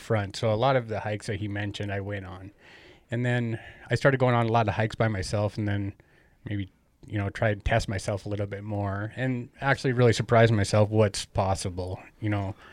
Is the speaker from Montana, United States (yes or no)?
yes; Great Falls, Montana, United States; also born or lived in Cascade, Montana; I was born here in Great Falls.